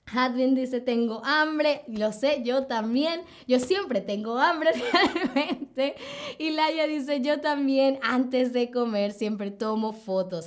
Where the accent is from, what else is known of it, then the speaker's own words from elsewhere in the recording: Caracas, Capital District, Venezuela; soy de Venezuela, soy de Venezuela, ¿ok? De Caracas, Venezuela.